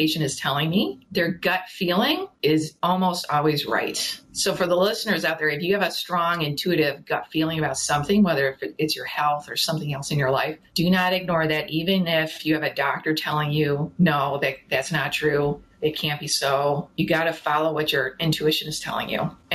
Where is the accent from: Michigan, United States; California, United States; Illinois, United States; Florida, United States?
Illinois, United States; Chicago; moved away as an adult; now in Ottawa, Canada; I'm actually originally from Chicago, but I've been living now here in Canada, in Ottawa, for 20 years